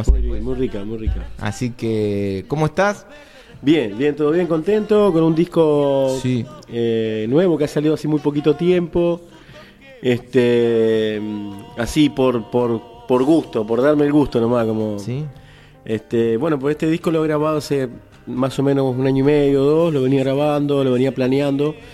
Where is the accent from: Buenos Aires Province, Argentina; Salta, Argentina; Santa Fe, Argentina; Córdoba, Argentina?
Santa Fe, Argentina; Y bueno, yo vengo de Santa Fe, encima